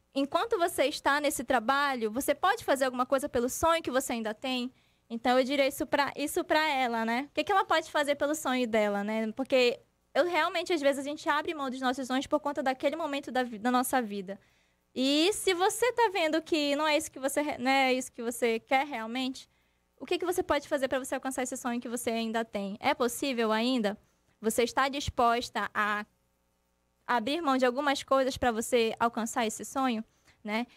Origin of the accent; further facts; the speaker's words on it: Tefé, Amazonas, Brazil; now in Manaus, Brazil; eu não sou daqui, eu sou do interior, sou de Tefé